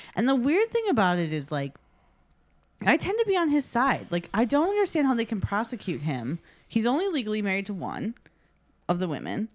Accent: Chicago, Illinois, United States; I grew up in the South Side, like the South Suburbs of Chicago

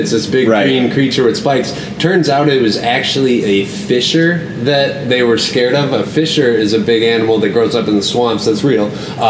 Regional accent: Rhinelander, Wisconsin, United States; also born or lived in Culver City, California; I'm from Rhinelander.

